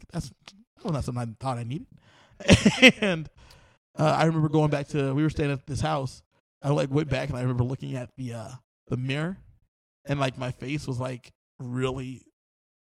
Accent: Southern California, United States; I'm from Southern California

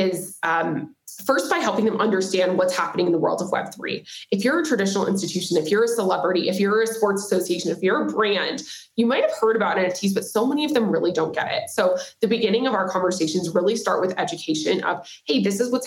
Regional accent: Nashville, Tennessee, United States; also born or lived in San Diego / Silicon Valley / San Francisco / New York City; now in Miami, United States; I'm originally from Nashville, Tennessee, currently based in Miami, Florida

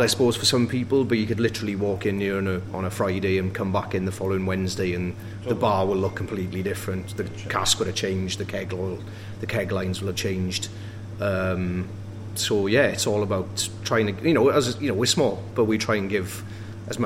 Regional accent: Wales, United Kingdom; now in Sheffield, United Kingdom; I've lived in England longer than I ever lived in Wales

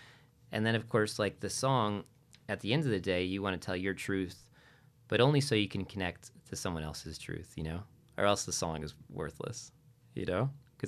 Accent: New England, United States; So I'm from New England, so it's home.

